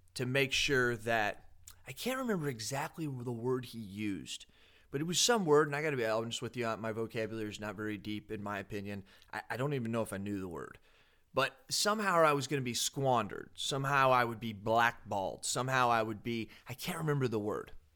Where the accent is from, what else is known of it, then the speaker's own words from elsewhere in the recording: United States; as an American